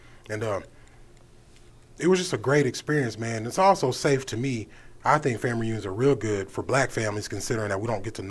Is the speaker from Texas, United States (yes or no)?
yes; Lubbock, Texas, United States; We knew about it in Lubbock because we're Texan.